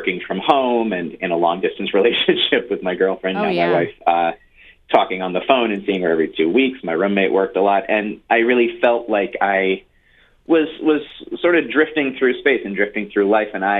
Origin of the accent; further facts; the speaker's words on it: Milton, Massachusetts, United States; also born or lived in Norwell, Massachusetts; I grew up here, born and raised in Milton, Massachusetts